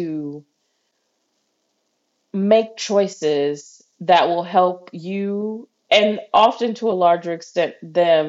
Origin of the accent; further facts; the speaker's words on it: Midwest, United States; I'm from the Midwest.